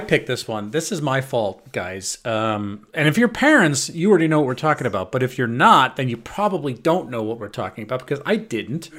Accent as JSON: {"language": "English", "area": "Long Island", "region": "New York", "country": "United States", "moved": "yes", "lives_now": "Belgium", "said": "I'm from Long Island."}